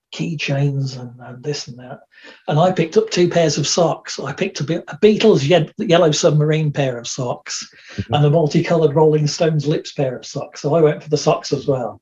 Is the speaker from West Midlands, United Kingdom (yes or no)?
yes; Dudley, West Midlands, United Kingdom; moved away; also born or lived in Birmingham; I was born in Birmingham, and for the first part, part of my life, lived in, in the West Midlands. So this was around Dudley, Rowley Regis, quite an industrial area, which is known as the Black Country